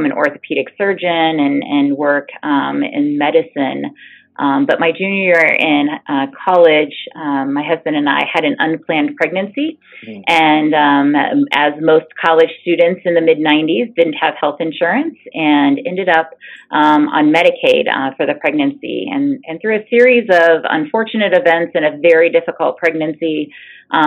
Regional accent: Enon, Ohio, United States; I grew up in Enon, Ohio, very, very small bedroom community

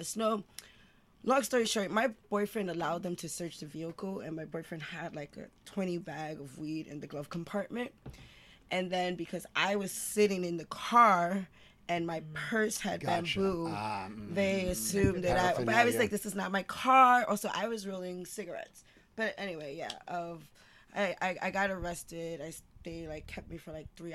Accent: New York City, New York, United States; I'm born and raised in East Harlem

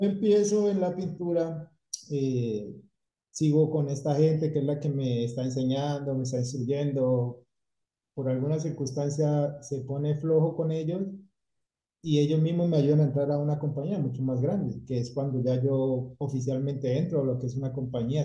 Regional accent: Cali, Valle del Cauca, Colombia; moved away as an adult; now in Tampa, United States; soy de Cali

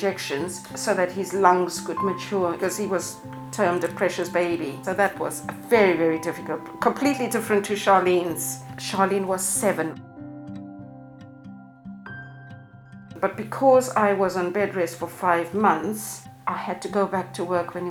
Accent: Zimbabwe; now in England; I'm from Zimbabwe originally

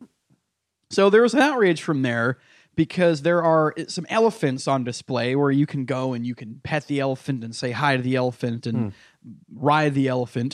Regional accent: United States; now in New York, United States; this is like an hour from my hometown

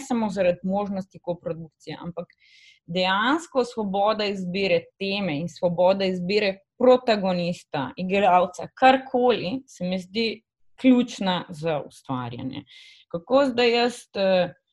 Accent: Slovenia; smo avtori iz Slovenije

